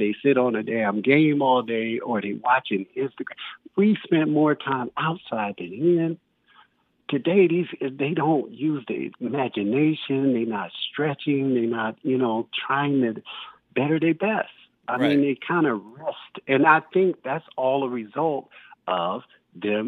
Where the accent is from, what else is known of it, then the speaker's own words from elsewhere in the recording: Detroit, Michigan, United States; also born or lived in Pensacola, Florida; now in Los Angeles, United States; growing up in Detroit at 9 years old